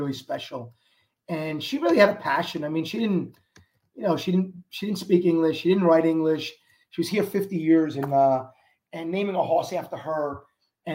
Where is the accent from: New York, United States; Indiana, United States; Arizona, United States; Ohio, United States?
New York, United States; New York City; I was a kid from Queens who took the train to either Belmont or took the train to Aqueduct or walked to Aqueduct